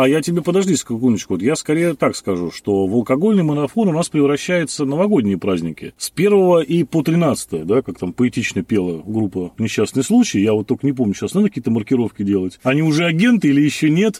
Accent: Saint Petersburg, Russia; Я, так сказать, ленинградец там уже в четвёртом поколении, поэтому вся моя семья так или иначе была этим затронута

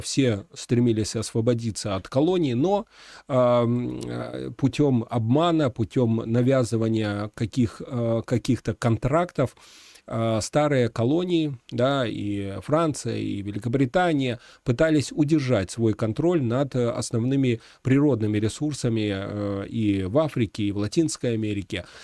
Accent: Belarus; Мы, белорусы

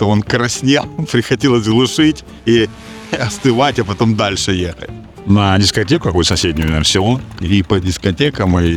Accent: Sudzha, Kursk Oblast, Russia; мы, конечно, росли не в Москве, но город Суджа это в Курской области.

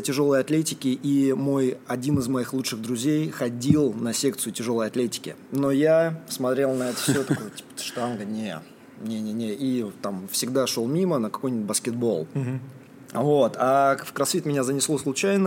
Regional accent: Morozovsk, Rostov Oblast, Russia; moved away; это был маленький город, где я рос, в Ростовской области

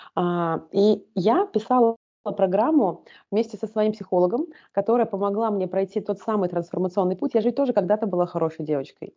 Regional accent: Volgograd, Volgograd Oblast, Russia; also born or lived in Tashkent, Uzbekistan; Так мы оказались в городе Волгограде. А, оказались мы там в статусе вынужденных переселенцев. Жили мы первые года в таком подвальном помещении

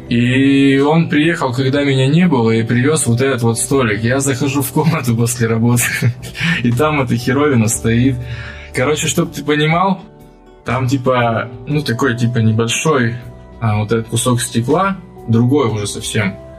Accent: Kurgan, Kurgan Oblast, Russia; я из Кургана

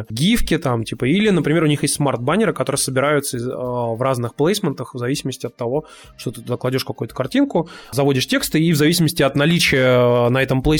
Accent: Kazan, Tatarstan, Russia; А вот мы тут, типа, из Казани.

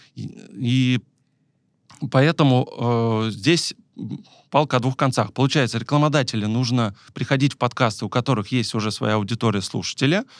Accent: Tver, Tver Oblast, Russia; я сам из Твери

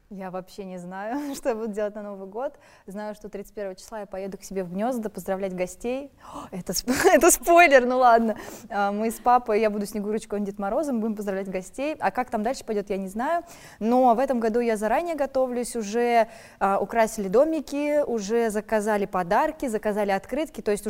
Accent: Voronezh, Voronezh Oblast, Russia; я вообще из Воронежа

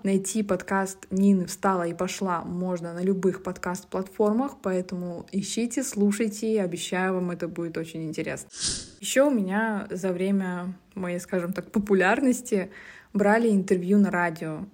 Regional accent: Yasnogorsk, Zabaykalsky Krai, Russia; moved away; also born or lived in Tomsk Oblast; я родом из очень маленького поселка в Забайкальском крае, Оловянинского района. Этот поселок называется Ясногорск.

